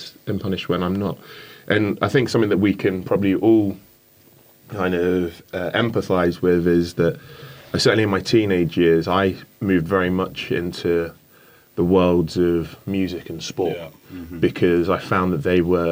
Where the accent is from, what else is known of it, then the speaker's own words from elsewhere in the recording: Canterbury, South East England, United Kingdom; also born or lived in London; I spent my first few years in London, Gypsy Hill, Brixton, Tolls Hill, kind of southeast London. And we moved from London to Canterbury in Kent in the 80s.